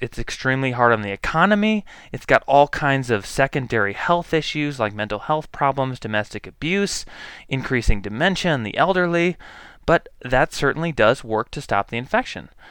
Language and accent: English; United States; also born or lived in Boise, Idaho; as an American people